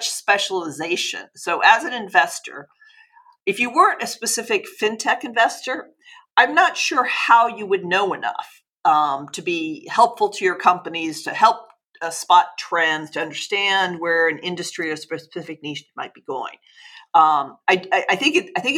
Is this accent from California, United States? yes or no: yes; Los Angeles, California, United States; I'm originally from Los Angeles.